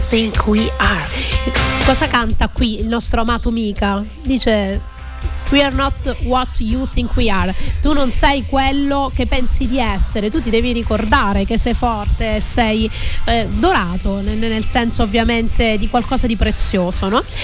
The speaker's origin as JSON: {"language": "Italian", "region": "Calabria", "country": "Italy", "moved": "yes", "lives_now": "Sicily, Italy", "said": "io invece sono del nord, sono calabrese, quindi sono dell'estremo nord, vicino alla Lapponia, nord-sud"}